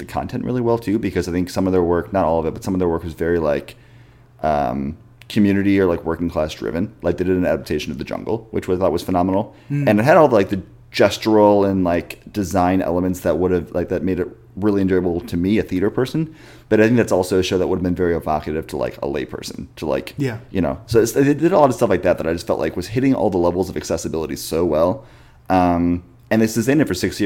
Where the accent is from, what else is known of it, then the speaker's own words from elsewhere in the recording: Chicago, Illinois, United States; moved away; I'm from Chicago originally.